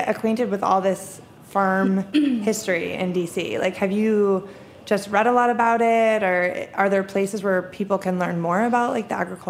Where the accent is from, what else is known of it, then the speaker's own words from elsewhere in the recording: New York, United States; I'm from New York